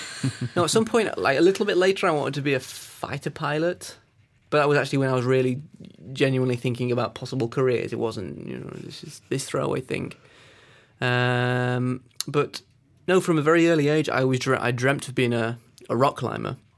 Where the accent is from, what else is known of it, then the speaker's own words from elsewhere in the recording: Peak District, East Midlands, United Kingdom; I grew up in the Peak District, which is one of the climbing meccas of of England.